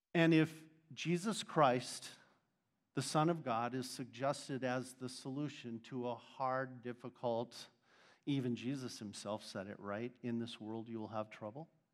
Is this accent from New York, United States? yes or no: no; Arizona, United States; I'm from Arizona.